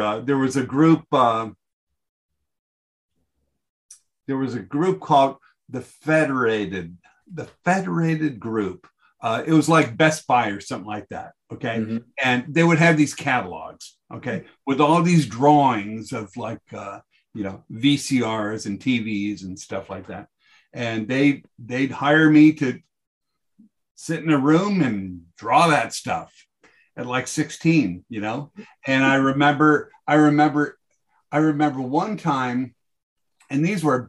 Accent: Los Angeles, California, United States; I grew up in South Bay

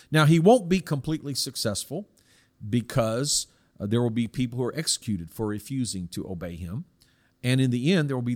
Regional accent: South Korea; Now, I personally see this because I was I grew up in Korea from 1965, and so I would have been susceptible.

